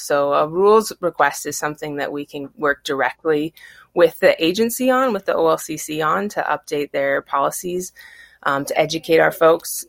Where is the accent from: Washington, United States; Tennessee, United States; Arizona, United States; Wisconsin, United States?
Washington, United States; Battle Ground; I grew up in Battleground